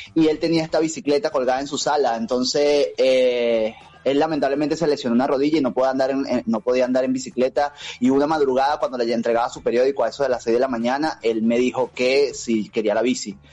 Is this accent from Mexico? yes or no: no; Venezuela; moved away as an adult; now in Buenos Aires, Argentina; Yo soy de Venezuela